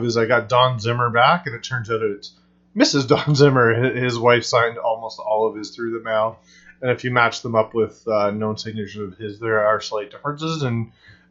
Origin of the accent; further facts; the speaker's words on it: Canada; me being Canadian